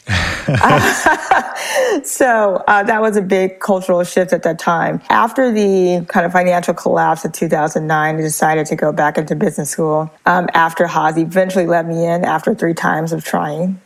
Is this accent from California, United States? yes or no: yes; Los Angeles, California, United States; moved away as an adult; now in San Francisco Bay Area, United States; I was born in Los Angeles and I later moved to the San Francisco Bay Area to be a part of the tech.com movement